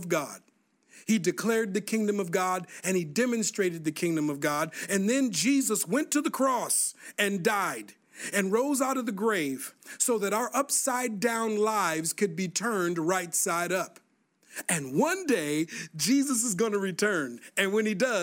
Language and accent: English; Minneapolis, Minnesota, United States; growing up in Minneapolis, Minnesota